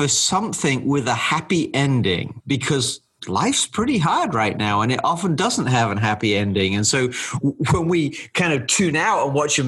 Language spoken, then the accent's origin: English; England, United Kingdom; moved away as an adult; now in United States; growing up in England, some of our traditions were a little bit different